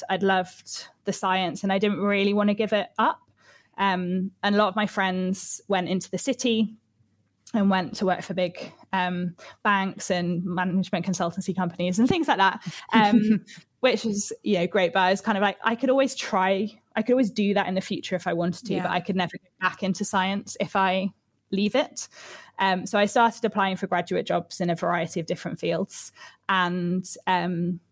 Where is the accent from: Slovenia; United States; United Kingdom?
United Kingdom; Manchester, North West England; also born or lived in Oxfordshire; I grew up, I was actually born in Oxfordshire, but my parents moved me up to kind of Manchester, which is in the north of the UK, when I was about 15 months old. And from there, I kind of progressed through school